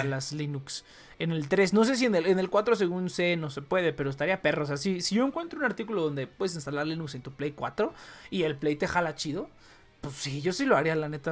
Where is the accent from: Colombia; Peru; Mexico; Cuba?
Mexico